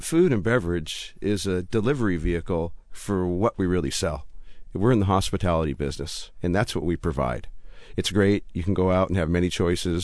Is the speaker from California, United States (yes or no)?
yes; Southern California, United States; moved away as an adult; also born or lived in Coeur d'Alene, Idaho / Kuala Lumpur, Malaysia / London, United Kingdom; now in Spokane, United States; I'm originally from Southern California. I'm a California boy